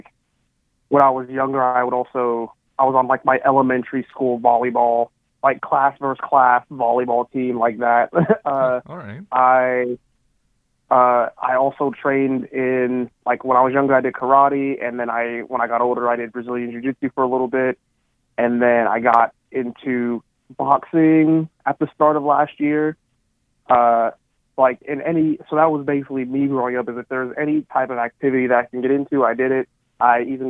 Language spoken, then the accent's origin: English; Palmdale, California, United States; moved away as an adult; also born or lived in Illinois; now in Indiana, United States; So I grew up in Southern California. I grew up in a town called Palmdale